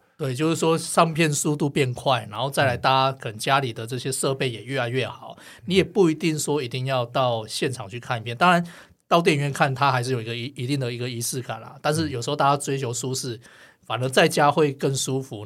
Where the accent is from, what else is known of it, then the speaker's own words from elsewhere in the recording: Gangshan, Kaohsiung, Taiwan; moved away; 我老家冈山啊， 有， 也是有一个统一戏院